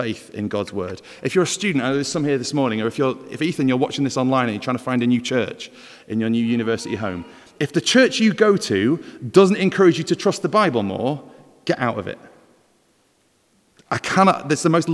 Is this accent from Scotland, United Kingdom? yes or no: no; Welsh, Wales, United Kingdom; we're not all bad as Welsh